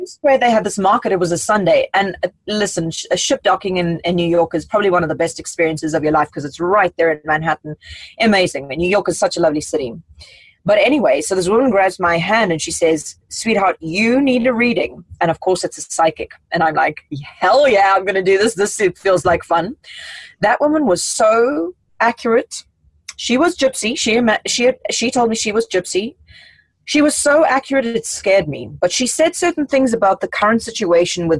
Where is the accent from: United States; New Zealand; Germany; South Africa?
South Africa; moved away; I come from South Africa